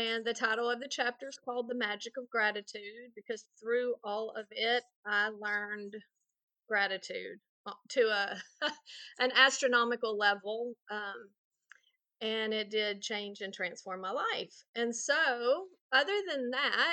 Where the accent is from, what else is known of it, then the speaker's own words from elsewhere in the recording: Texas, United States; now in Louisiana, United States; I'm from Louisiana. I did grow up in Texas, but I've been in Louisiana for 30 years